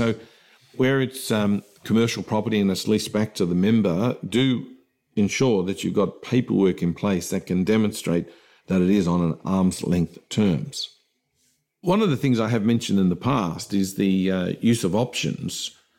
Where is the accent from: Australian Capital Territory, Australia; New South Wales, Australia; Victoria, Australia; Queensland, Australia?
New South Wales, Australia; I'm from New South Wales, for example